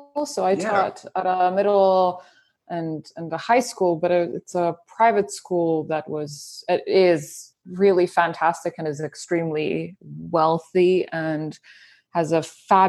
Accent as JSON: {"language": "English", "country": "Serbia", "tie": "born or raised there", "moved": "as an adult", "said": "I was born and I grew up in Serbia in Europe."}